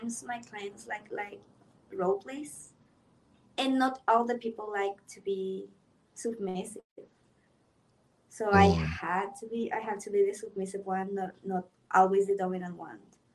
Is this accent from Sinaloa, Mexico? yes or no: yes; Sinaloa, Mexico; I'm from Sinaloa